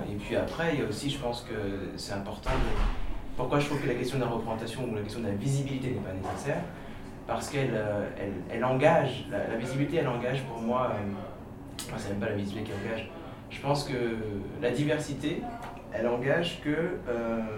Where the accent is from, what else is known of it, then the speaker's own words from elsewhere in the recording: Saint-Denis, Île-de-France, France; moi je suis né à Saint-Denis